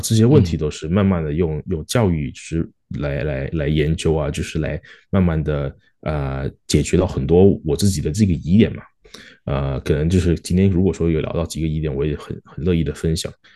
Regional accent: Malaysia; also born or lived in Singapore; now in Australia; 我是马来西亚出生的华人，然后在新加坡念书，然后现在在澳洲也是有，就，就是工作嘛

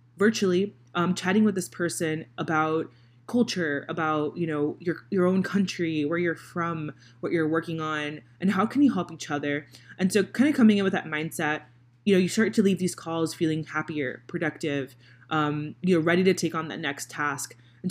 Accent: Miami, Florida, United States; now in Indianapolis, United States; I live in Indiana, so I live in Indianapolis, Indiana. I'm originally from Miami, Florida

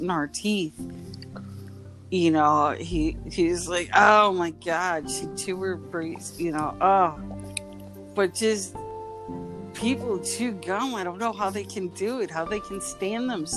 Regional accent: Chicago, Illinois, United States; I'm from Chicago

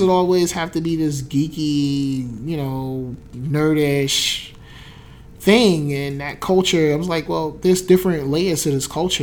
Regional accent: New Jersey, United States; I was from Jersey

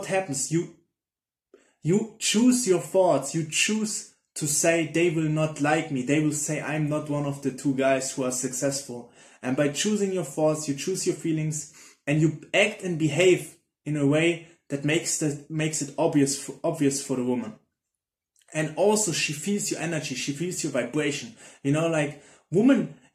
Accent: Germany; I'm from Germany

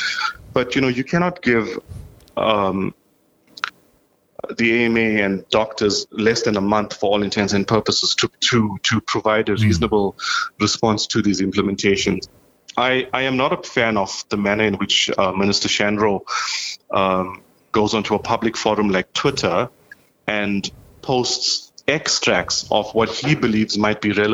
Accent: South Africa; now in Canada; I've been in Canada about 10 years now. That's my personal story. I came in from South Africa in 2010.

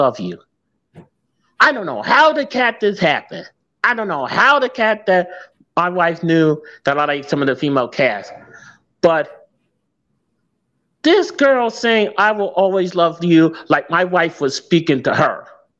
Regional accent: New Jersey, United States; now in St. Louis, United States; I can't tell you the state, but it's two letters, NJ

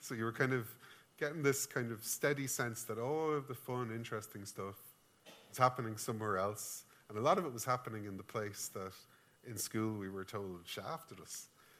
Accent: County Kildare, Ireland; born or raised there

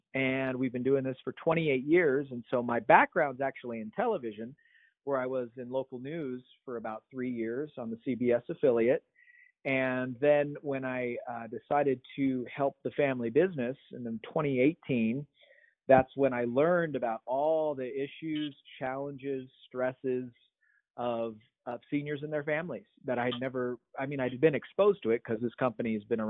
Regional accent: Reno, Nevada, United States; I'm from Reno. I'm calling in from Reno, and we don't have near the heat that you do.

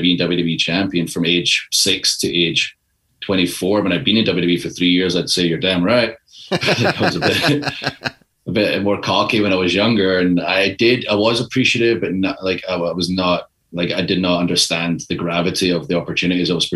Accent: Scotland, United Kingdom; moved away; I'm from Scotland. It's a country of 5 million people.

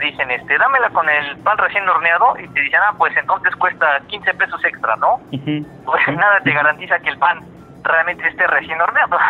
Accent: Puebla, Mexico; somos de aquí de Puebla

